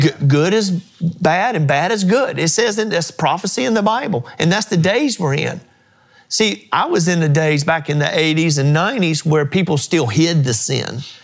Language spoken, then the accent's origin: English; Mount Gilead, United States; the old church I grew up in in Mount Gilead